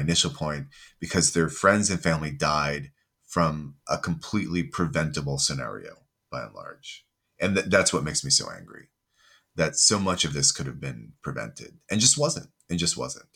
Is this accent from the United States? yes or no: yes; United States; moved away as an adult; now in United Kingdom; I am originally from the States, but I live in the U K and work in the U K